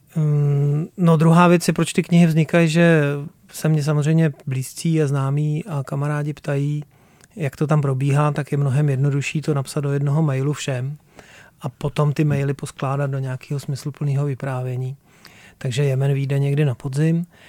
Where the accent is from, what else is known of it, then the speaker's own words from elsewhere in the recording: Plzeň Region, Czechia; já jsem z Plzeňska